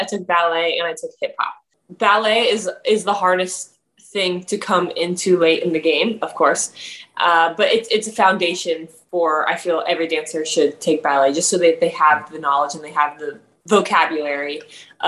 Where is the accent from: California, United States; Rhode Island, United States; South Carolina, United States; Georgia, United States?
South Carolina, United States; Greenville; moved away as an adult; now in New York City, United States; I grew up in South Carolina, a city called Greenville.